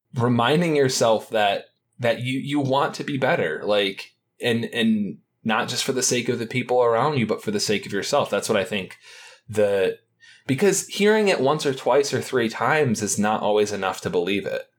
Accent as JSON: {"language": "English", "town": "Detroit", "region": "Michigan", "country": "United States", "tie": "born or raised there", "said": "I'm from the Detroit area"}